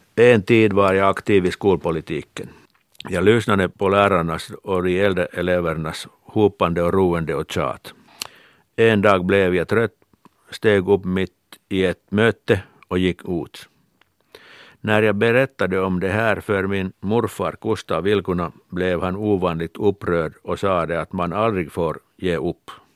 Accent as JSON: {"language": "Swedish", "town": "Kirkkonummi", "region": "Uusimaa", "country": "Finland", "tie": "born or raised there", "said": "Jag har vuxit upp vid Finska vikens kust i Kyrkslätt"}